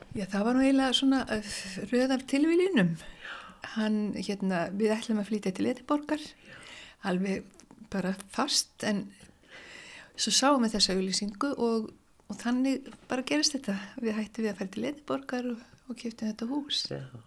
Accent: Reykjavík, Capital Region, Iceland; Ég er nú bara allstaðar úr Reykjavík. Ég er búið bara um alla Reykjavík þegar ég var bat sko og mitt, já, mínu uppeldi.

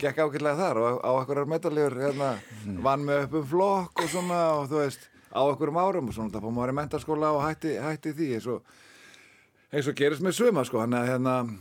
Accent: Reykjavík, Capital Region, Iceland; also born or lived in Fossvogur, Reykjavík; þegar ég fekk kemur upp í Breitholt 10-11 ára gammal

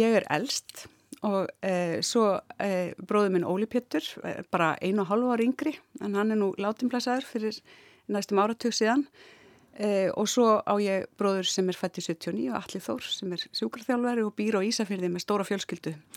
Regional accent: Ísafjörður, Westfjords, Iceland; moved away as an adult; also born or lived in Reykjavík; svo fluttu við aftur 1981 þegar ég er 11 ára og e, þannig að ég var þarna frá 11 ára aldrei og fram yfir mentó

